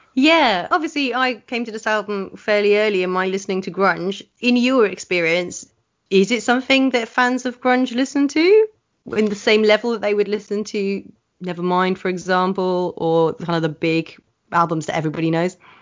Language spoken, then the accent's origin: English; Oxford, South East England, United Kingdom; I grew up in Oxford, which has a great musical subculture